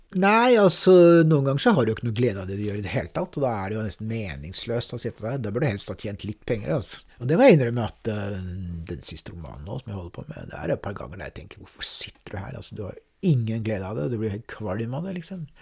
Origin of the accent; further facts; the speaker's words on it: Oslo, Norway; also born or lived in Veitvet / Rælingen; Jeg er født i, døpt i Vålerenga kirke